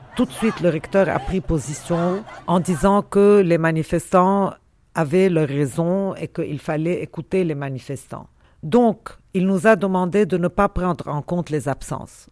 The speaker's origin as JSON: {"language": "French", "town": "Beirut", "region": "Beirut Governorate", "country": "Lebanon", "tie": "born or raised there", "said": "je suis de nulle part, j'ai grandi à Beyrouth et je suis de Beyrouth finalement"}